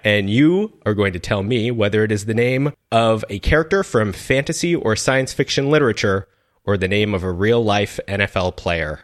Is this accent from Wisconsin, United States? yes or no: no; Seattle, Washington, United States; my hometown, Seattle